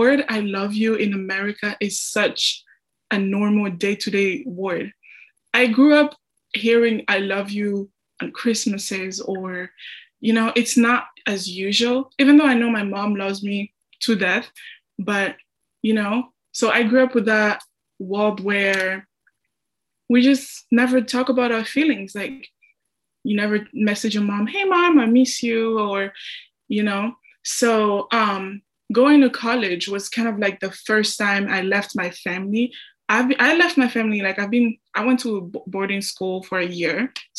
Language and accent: English; DR Congo; English is a second language; now in United States; I'm from the Congo, Central Africa, and I'm a senior here at Augustana